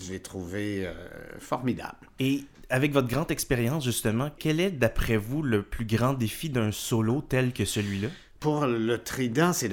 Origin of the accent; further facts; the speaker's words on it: Trois-Rivières, Quebec, Canada; moved away as an adult; now in Quebec City, Canada; Je suis né à Trois-Rivières en 1958.